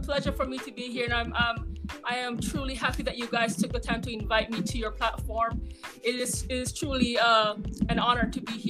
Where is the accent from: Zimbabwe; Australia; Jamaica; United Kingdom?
Jamaica; Warminster, Saint Elizabeth; I am from Warminster, St. Elizabeth, and that's about maybe 12, 15 minutes outside of Santa Cruz. So I live fairly close to Stets. So that's where I was raised. I went to Austin Primary School down in Myersville. So that's where my roots come from.